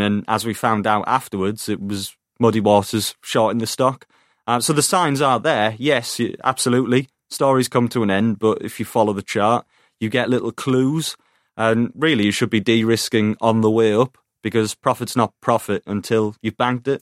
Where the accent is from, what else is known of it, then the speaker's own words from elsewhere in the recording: Teesside, North East England, United Kingdom; I'm from Teesside